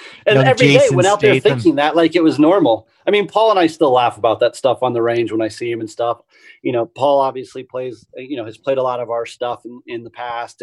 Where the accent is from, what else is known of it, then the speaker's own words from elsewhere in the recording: Littleton, Colorado, United States; moved away as an adult; now in Phoenix, United States; I grew up in Colorado